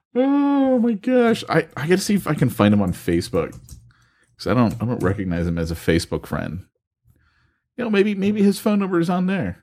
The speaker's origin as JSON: {"language": "English", "region": "California", "country": "United States", "said": "I'm from California"}